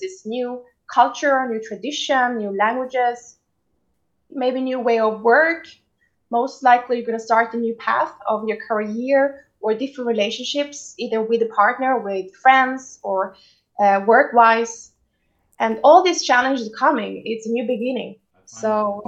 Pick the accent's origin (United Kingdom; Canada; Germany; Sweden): Sweden; now in Tel Aviv, Israel; I grew up in Sweden